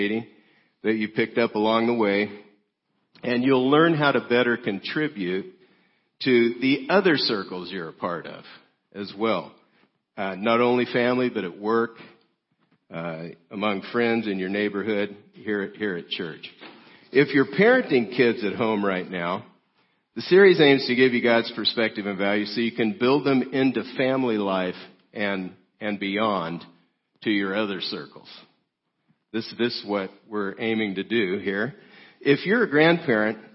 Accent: South Gate, California, United States; I grew up in Southgate, California, 8.5 miles from downtown L.A.

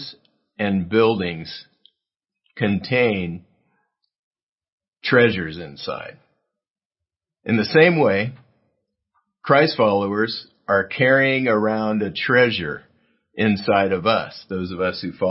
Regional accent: South Gate, California, United States; my hometown of Southgate near downtown L.A.

